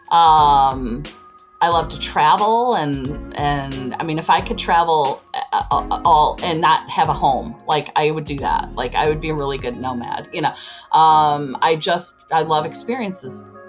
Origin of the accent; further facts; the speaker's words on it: Chicago, Illinois, United States; I I am from Chicago.